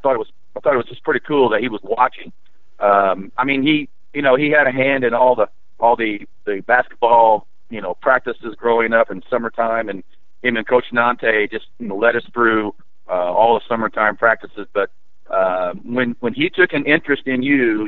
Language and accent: English; Lagodi, Indiana, United States; I was born right here in Lagodi